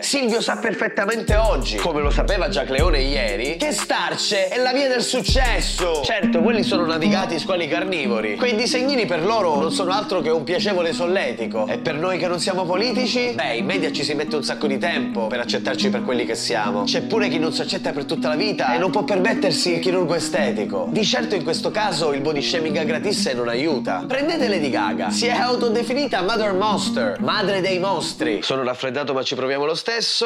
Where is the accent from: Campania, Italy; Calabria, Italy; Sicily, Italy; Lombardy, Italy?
Sicily, Italy; Isola delle Femmine; ormai da decenni il livello di discussione nel mio paesino si è fermato alle scuole elementari